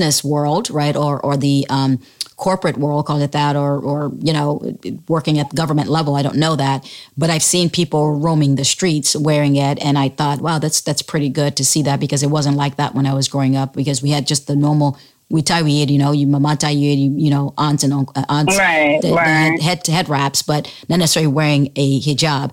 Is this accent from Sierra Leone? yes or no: yes; Sierra Leone; now in United States; when I was growing up in Sierra Leone back then